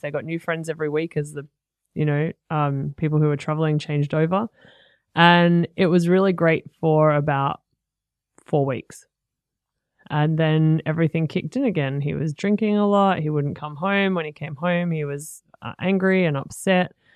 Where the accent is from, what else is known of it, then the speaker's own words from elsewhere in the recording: Sydney, New South Wales, Australia; also born or lived in Fingal Bay, Port Stephens; now in Gold Coast, Australia; I grew up in North Rocks in Sydney and Fingal Bay in Port Stephens